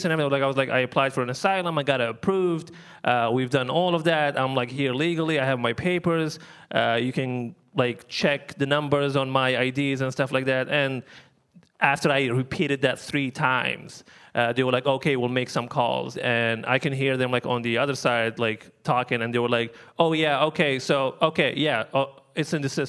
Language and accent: English; Libya; moved away; I'm from Libya. Originally, that's where I'm from.